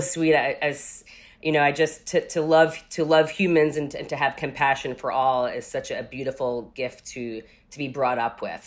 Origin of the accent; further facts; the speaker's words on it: Rockland County, New York, United States; moved away as an adult; also born or lived in Manhattan, New York; now in Los Angeles, United States; I grew up in Rockland County, New York.